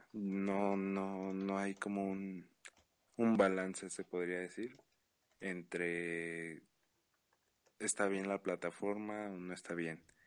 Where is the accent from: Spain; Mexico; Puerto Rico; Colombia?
Mexico; como mexicano